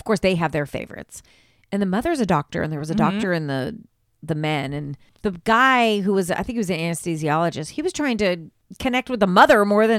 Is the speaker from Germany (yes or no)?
no; Ireland; First of all, I am Irish. I am Irish. So when this popped up, I thought, well, what better medium for me to start with?